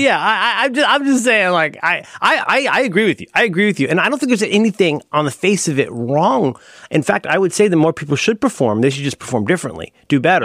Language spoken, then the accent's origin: English; Ohio, United States; I'm from Ohio